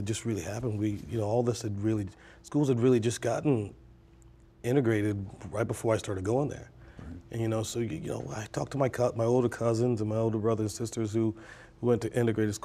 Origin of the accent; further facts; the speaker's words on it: Charleston, South Carolina, United States; I grew up in Charleston